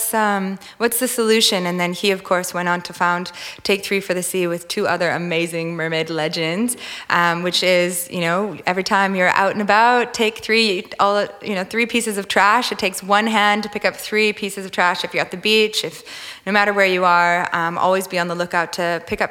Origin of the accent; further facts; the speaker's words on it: Minnesota, United States; moved away as an adult; also born or lived in California; now in Australia; I grew up in Minnesota, which is known as the land of lakes